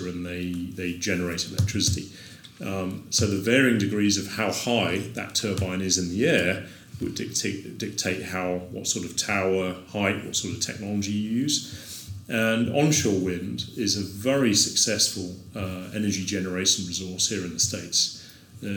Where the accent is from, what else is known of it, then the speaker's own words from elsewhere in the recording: Isle of Wight, South East England, United Kingdom; moved away as an adult; now in New Orleans, United States; the community that I grew up on the Isle of Wight.